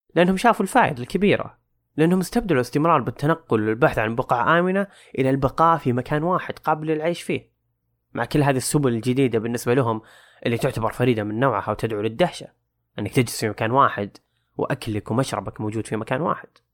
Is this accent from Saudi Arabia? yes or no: yes; Saudi Arabia; عندنا بالسعودية